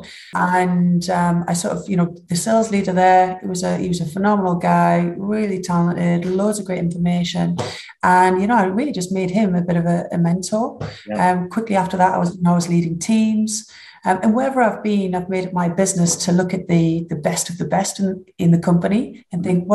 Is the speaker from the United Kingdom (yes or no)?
yes; United Kingdom; accent: northern; I don't think you could get much more northern than that. So I hope you're going to subtitle or dub this for my accent